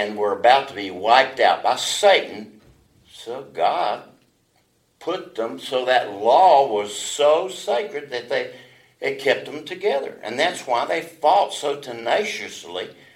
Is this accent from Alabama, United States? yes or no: yes; Alabama, United States; I was born in Alabama